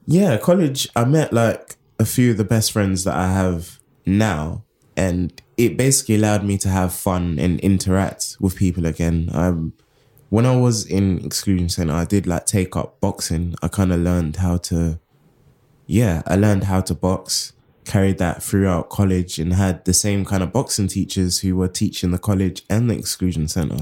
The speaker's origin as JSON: {"language": "English", "region": "London", "country": "United Kingdom", "tie": "born or raised there", "said": "I come from Southeast London, Crystal Palace, and it was very, like, segregated when I was growing up in my teenage years"}